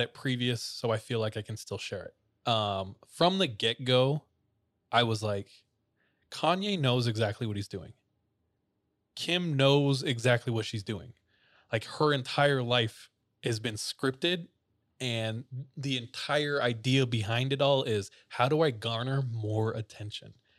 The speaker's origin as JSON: {"language": "English", "town": "Visalia", "region": "California", "country": "United States", "tie": "born or raised there", "said": "my hometown of Visalia, California"}